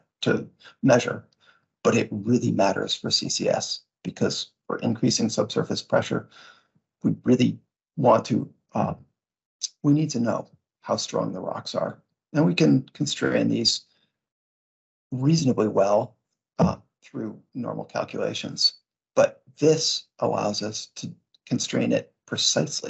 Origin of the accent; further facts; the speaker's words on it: Vermont, United States; I grew up in Vermont